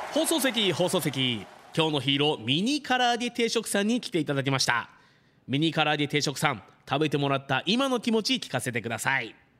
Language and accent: Japanese; Fuji, Shizuoka, Japan; 生まれも育ちも富士市